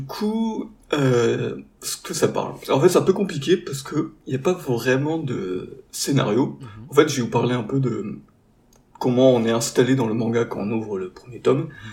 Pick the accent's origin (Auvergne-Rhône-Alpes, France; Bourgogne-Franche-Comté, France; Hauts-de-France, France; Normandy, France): Hauts-de-France, France; the Nord; now in Marseille, France; on est à la base tous du Nord